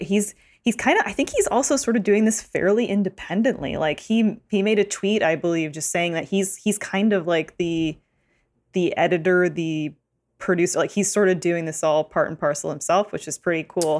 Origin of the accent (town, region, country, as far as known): Canada